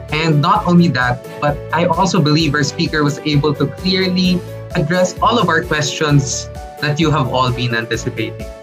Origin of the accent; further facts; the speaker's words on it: Philippines; identity as a Filipino.